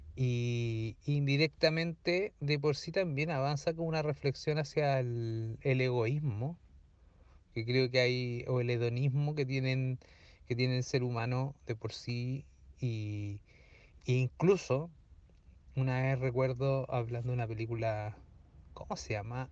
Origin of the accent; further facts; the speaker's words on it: Talca, Maule, Chile; no soy de allá, soy más de Talca que Pichilemu